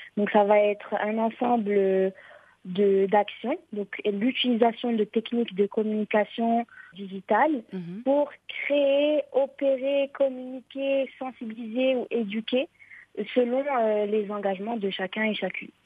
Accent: Morocco; chez nous au Maroc

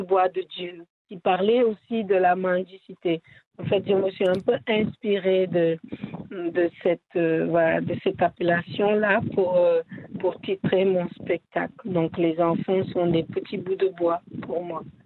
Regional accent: Senegal; French is a second language; moi, par exemple, qui viens du Sénégal

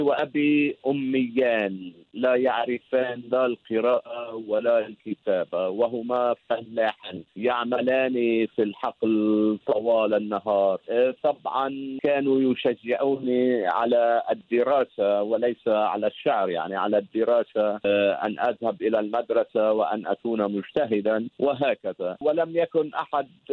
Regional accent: Shabtin, North Governorate, Lebanon; moved away as an adult; also born or lived in Batroun, Lebanon / Beirut, Lebanon; now in Sydney, Australia; شبطين قرية صغيرة في شمال لبنان ولدت فيها ونشأت

